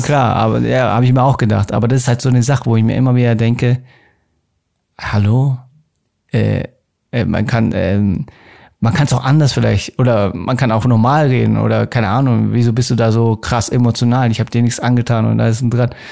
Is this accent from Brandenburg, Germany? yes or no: no; Munich, Bavaria, Germany; ich bin auch gebürtiger Münchner